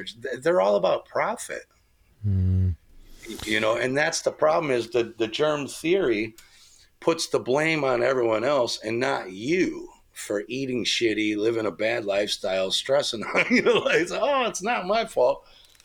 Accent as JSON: {"language": "English", "country": "United States", "tie": "born or raised there", "moved": "yes", "said": "I grew up in America."}